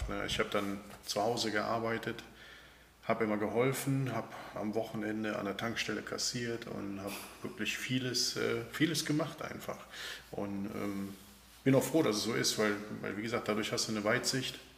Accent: Bergheim, North Rhine-Westphalia, Germany; Der Ursprung ist Bergheim Fliehsteden. Da bin ich aufgewachsen auf einem kleinen Bauernhof mitten im Dorf.

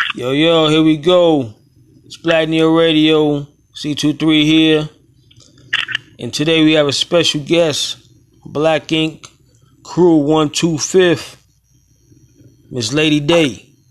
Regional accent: New York City, New York, United States; now in Tampa, United States; I'm born and raised up there in Brooklyn

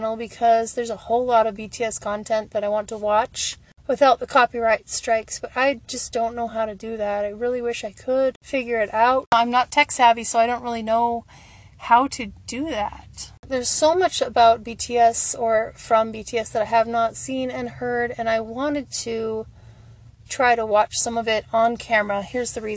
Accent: the Midwest of the United States, United States; I grew up in the Midwest of the United States

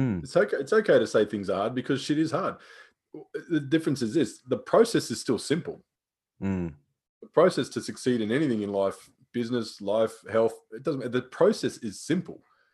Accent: Australia; I grew up out here in Australia with a relatively strict military dad, you know, Vietnam veteran, all the rest of it. And we grew up in regional towns

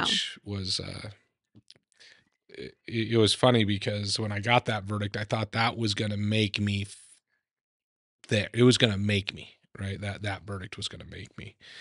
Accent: Idaho, United States; I grew up in Idaho

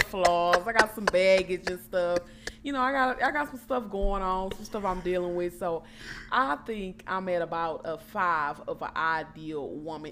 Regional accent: Port Arthur, Texas, United States; I'm from Port Arthur, Texas

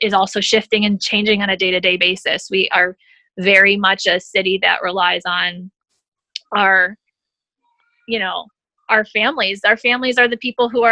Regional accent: upstate New York, United States; moved away as an adult; now in Metairie, United States; I'm originally actually from upstate New York. So I was born and raised in upstate New York.

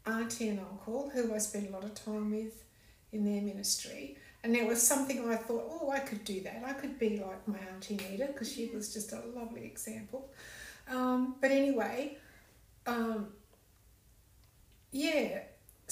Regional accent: Cowell, South Australia, Australia; moved away as an adult; also born or lived in Adelaide / Brisbane; I'm a South Aussie. Grew up on the Eyre Peninsula. My hometown was Cowell.

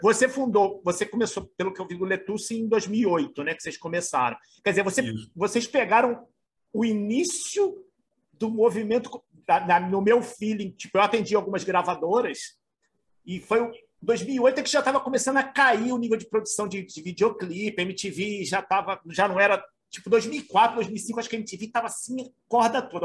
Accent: Rio de Janeiro, Brazil; sou carioca também

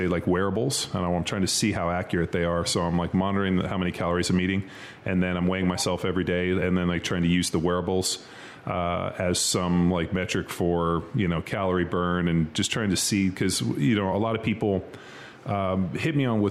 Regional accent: California, United States; moved away; also born or lived in Philadelphia; I grew up in California

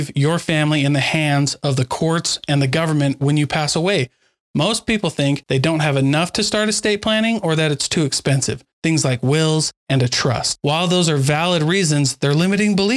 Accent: Keokuk, Iowa, United States; I grew up in Keokuk, Iowa.

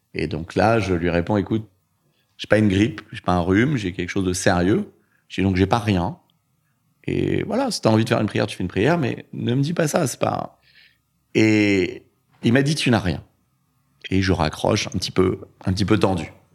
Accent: Orly, Île-de-France, France; also born or lived in Vitry-sur-Seine; J'ai grandi en, en banlieue, dans, à Orly et Choisy-le-Roi

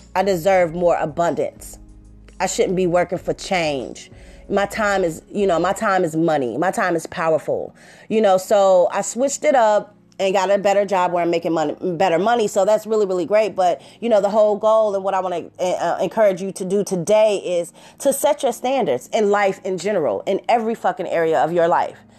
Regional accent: Cincinnati, Ohio, United States; I'm from Cincinnati

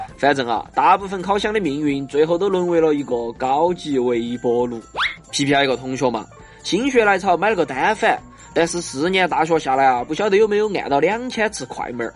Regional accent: Chengdu, Sichuan, China; 发挥一下我们成都人喜欢用叠词的优点

